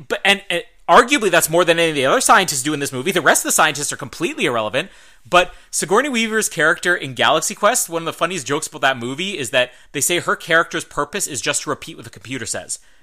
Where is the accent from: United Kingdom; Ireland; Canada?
Canada; Winnipeg, Manitoba; we are both from Winnipeg